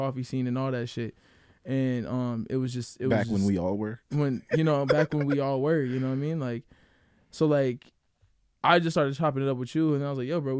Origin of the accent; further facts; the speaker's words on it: Grand Rapids, Michigan, United States; I was born and raised here in Grand Rapids, actually moving soon out of here, but not too far, you know, going to Chicago